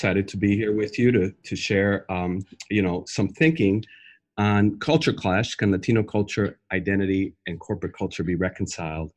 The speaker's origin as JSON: {"language": "English", "region": "Lima", "country": "Peru", "tie": "born or raised there", "moved": "as an adult", "lives_now": "United States", "said": "I grew up in Lima, Peru."}